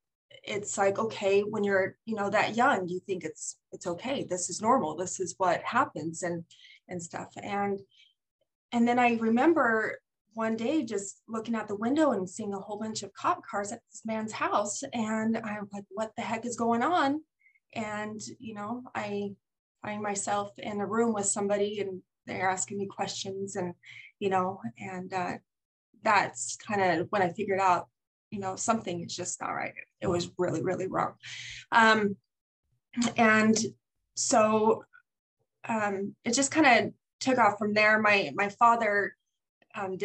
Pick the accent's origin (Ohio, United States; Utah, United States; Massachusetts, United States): Utah, United States; St. George; I'm from St. George, Utah